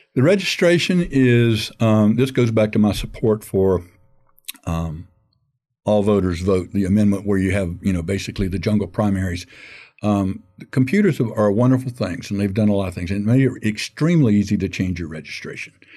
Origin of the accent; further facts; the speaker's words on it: Gainesville, Florida, United States; I grew up in Gainesville, and I graduated from Gainesville High School